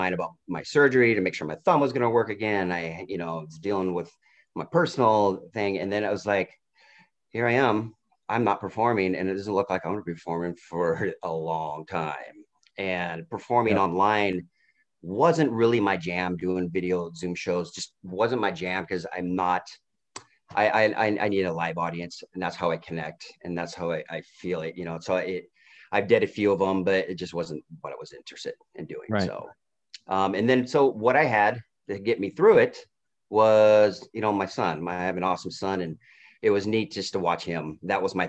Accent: Portland, Oregon, United States; moved away as an adult; now in Vancouver, United States; I grew up, I lived in Portland until I took custody of my son when he was six.

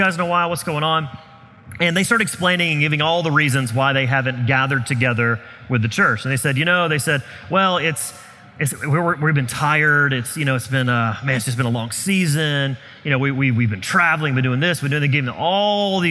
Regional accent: the South, United States; I grew up in the South where revivals were usually a week-long event

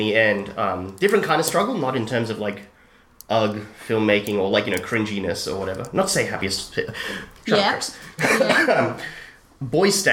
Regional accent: Australia

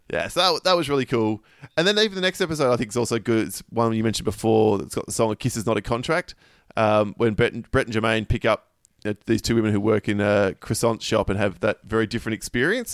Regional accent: Australia; the reason I'm Australian is my grandfather was Polish and met my grandmother, who's German, at the end of the war, and no one would accept them over there, so they had to move, immigrate to Australia

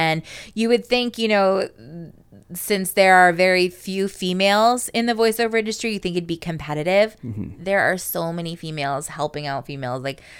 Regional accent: Bethany, Connecticut, United States; from Bethany, Connecticut.

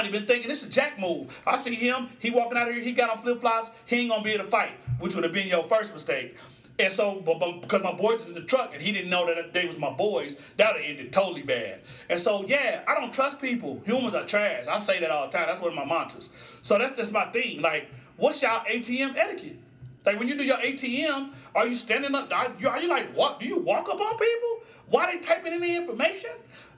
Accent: Musgrave, Oklahoma, United States; So, I grew up in Musgrave, Oklahoma, and the Graves is across the street from North Highlands, right?

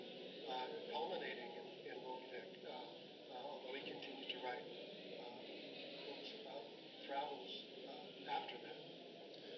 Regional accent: Boston, Massachusetts, United States; moved away; I grew up in Boston, so I'm from Massachusetts

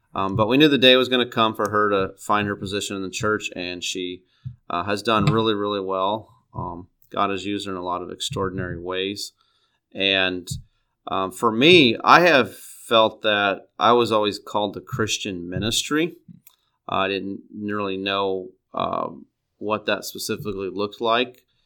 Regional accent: Neoga, Illinois, United States; now in Peoria, United States; I grew up in Neoga, Illinois. It's down by East Central, or it's in East Central Illinois.

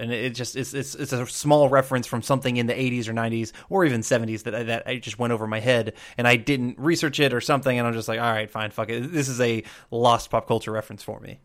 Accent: Georgia, United States; I'm a Southerner, as I grew up mostly in Georgia.

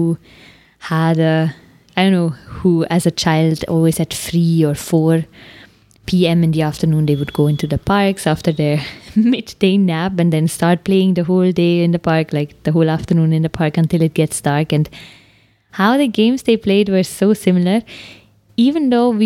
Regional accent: Switzerland; accent: Swiss German; first language Swiss German; English is a second language; now in India; my native tongue, Swiss German

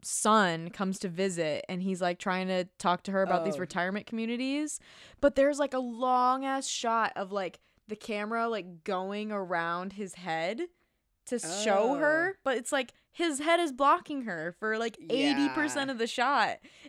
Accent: Midwest, United States; I'm from the Midwest. We're both from the Midwest.

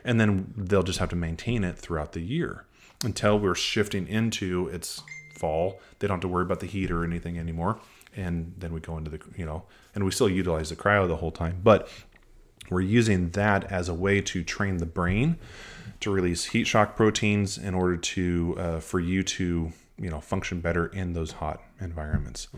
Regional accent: Nebraska, United States; now in Nashville, United States; I'm from Nebraska

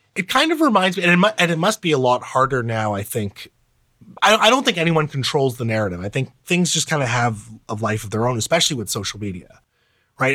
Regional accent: Karachi, Sindh, Pakistan; moved away; my place of birth, 'cause I was born in Karachi.

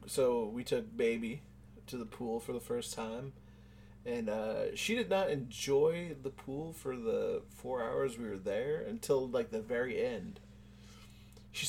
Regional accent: United States; No, I mean, I don't run a lot because I'm from America and these colors don't run.

